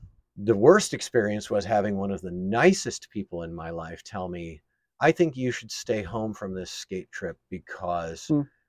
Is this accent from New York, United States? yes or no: yes; New York, United States; I grew up in New York.